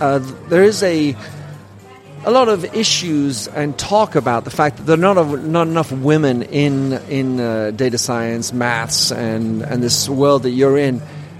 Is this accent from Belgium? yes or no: yes; Belgium; born there; And I was born in Belgium, which I was also.